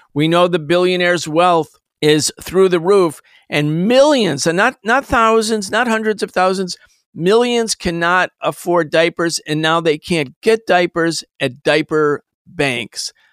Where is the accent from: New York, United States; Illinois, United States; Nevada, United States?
New York, United States; Rochester; I grew up in Rochester, New York.